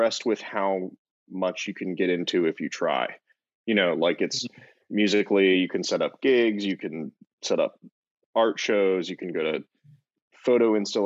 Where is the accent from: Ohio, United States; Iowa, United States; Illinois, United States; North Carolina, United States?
Ohio, United States; Loveland; now in Columbus, United States; I grew up in Loveland, which is like about a half hour outside of Cincinnati.